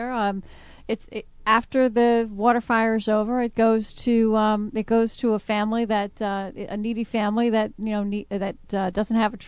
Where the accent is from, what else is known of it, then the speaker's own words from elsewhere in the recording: Providence, Rhode Island, United States; I'm actually originally from Providence. I grew up on the West End, right near the Cranston Street Armory